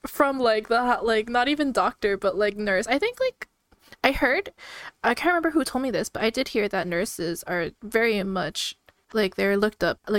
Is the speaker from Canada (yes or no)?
yes; Canada; I come from like a Filipino household, so I'm Filipino Canadian